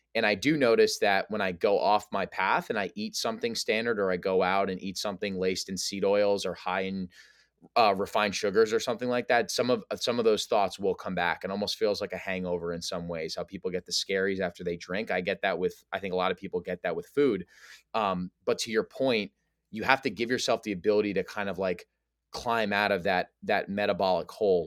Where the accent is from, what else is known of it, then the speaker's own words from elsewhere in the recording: New Jersey, United States; also born or lived in New York area; I'm from the New Jersey, New York area, kind of a city boy at heart